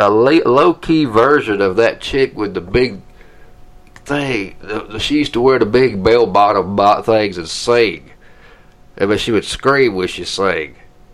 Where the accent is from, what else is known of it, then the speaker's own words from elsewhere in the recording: Georgia, United States; now in Ohio, United States; Since I'm from Georgia